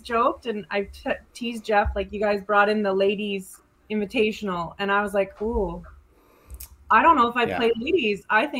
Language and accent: English; Saskatoon, Saskatchewan, Canada; Saskatoon, my hometown.